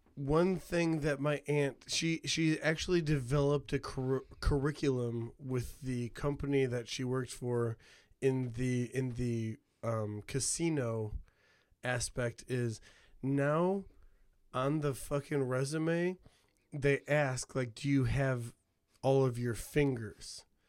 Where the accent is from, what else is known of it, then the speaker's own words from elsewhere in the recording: Hammond, Indiana, United States; moved away; I have the diversity that I have because of growing up in Hammond